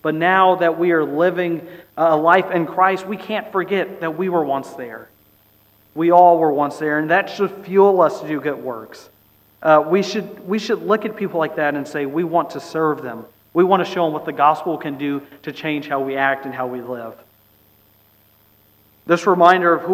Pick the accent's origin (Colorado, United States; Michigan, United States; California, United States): California, United States; Bay Area; I grew up in the Bay Area